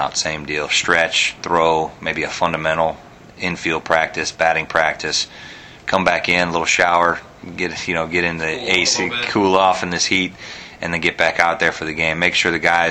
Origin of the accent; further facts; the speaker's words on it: Sarasota, Florida, United States; also born or lived in Michigan; I was born in Michigan, but I've been here in Sarasota most of my life